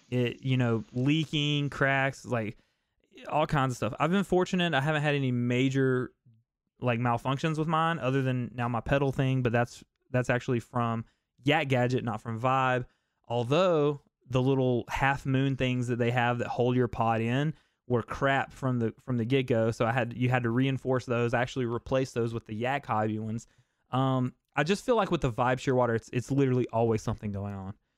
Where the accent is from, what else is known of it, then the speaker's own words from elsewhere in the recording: the South, United States; I'm from the South, man. I don't like the cold